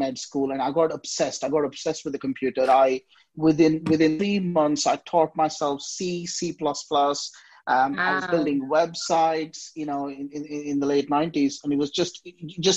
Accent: Hyderabad, Telangana, India; I grew up in India, in the southeast of India, in a place called Hyderabad.

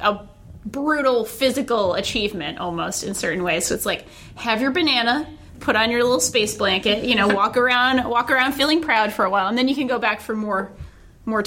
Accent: Rhode Island, United States; my home state of Rhode Island

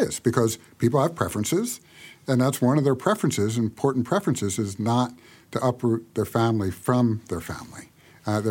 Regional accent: United States; we in the U.S.

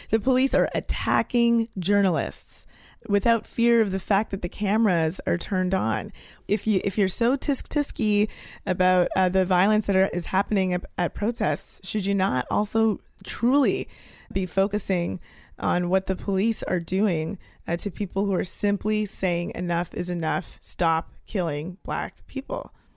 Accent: Canada; now in United States; I'm a Canadian living in the United States

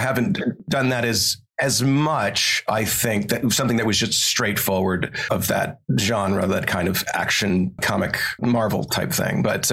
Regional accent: Montana, United States; born or raised there

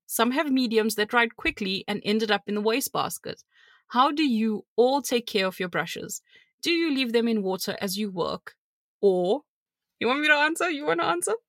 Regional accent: South Africa; I'm South African

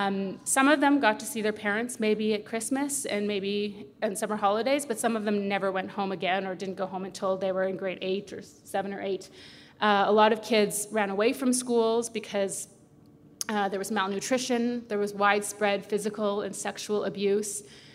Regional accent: Saskatchewan, Canada; we're from Saskatchewan

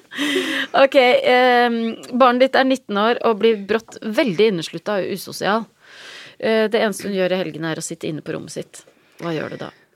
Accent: Vik, Vestland, Norway; also born or lived in Trøndelag; vi flytta fra Trøndelag til Vik i Sogn da jeg var tre år.

